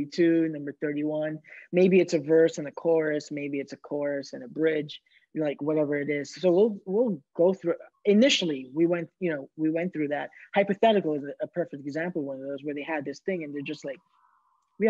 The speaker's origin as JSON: {"language": "English", "town": "New York City", "region": "New York", "country": "United States"}